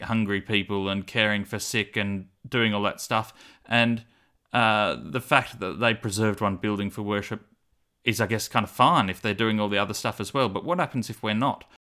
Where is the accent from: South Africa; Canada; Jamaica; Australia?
Australia; Cooranbong, New South Wales; growing up in Avondale College Church